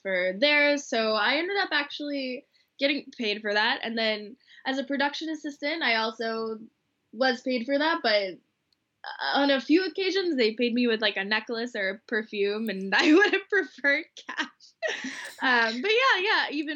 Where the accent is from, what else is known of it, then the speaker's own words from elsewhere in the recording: Atlanta, Georgia, United States; now in Boston, United States; So I'm originally from Atlanta, Georgia.